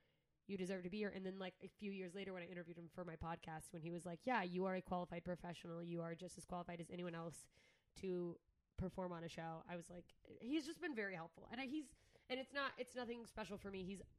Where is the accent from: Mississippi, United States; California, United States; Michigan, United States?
Mississippi, United States; also born or lived in Alaska; I moved to Alaska from Southern Mississippi.